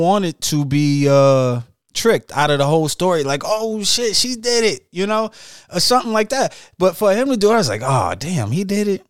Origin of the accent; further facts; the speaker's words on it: Detroit, Michigan, United States; now in Atlanta, United States; I'm from Detroit